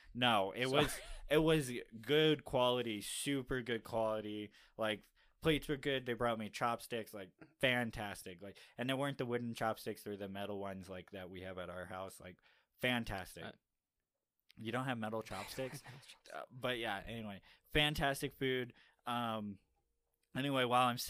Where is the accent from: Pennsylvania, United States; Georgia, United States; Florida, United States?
Florida, United States; Miami; now in Utah, United States; I come from Miami, like, where we have all sorts of various foods you can decide to eat